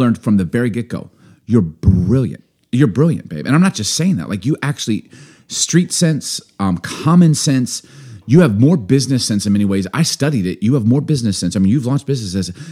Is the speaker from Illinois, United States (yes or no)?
yes; Chicago, Illinois, United States; also born or lived in Baltimore; maybe being born in Baltimore, growing up in Chicago